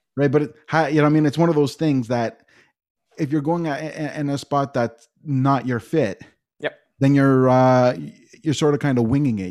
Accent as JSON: {"language": "English", "town": "Toronto", "region": "Ontario", "country": "Canada", "tie": "born or raised there", "said": "born and raised in Etobicoke for forty of my forty-four years."}